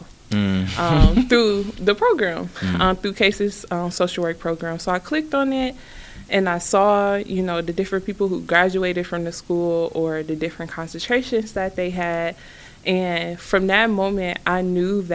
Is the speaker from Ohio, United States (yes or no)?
yes; Cleveland, Ohio, United States; I am a Cleveland kid, born and raised in Cleveland.